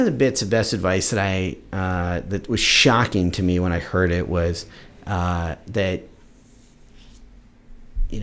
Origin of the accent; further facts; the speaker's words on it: Central Ohio, United States; also born or lived in West Seattle; now in Seattle, United States; I'm born from Central Ohio, where you couldn't imagine a different environment